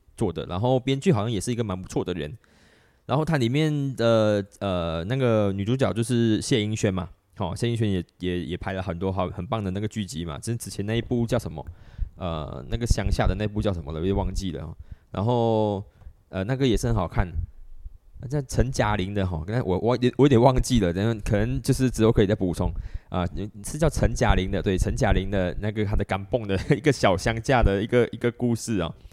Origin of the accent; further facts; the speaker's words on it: Malaysia; 我们马来西亚这边